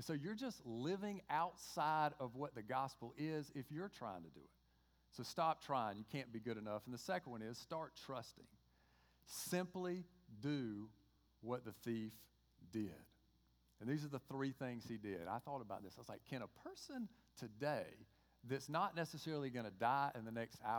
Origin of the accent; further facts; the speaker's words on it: Georgia, United States; accent: Georgia; my Georgia accent